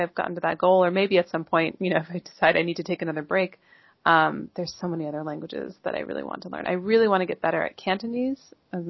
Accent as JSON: {"language": "English", "country": "United States", "said": "the languages that I know is because I don't want to make people feel like they have to speak English to me just because I'm an American."}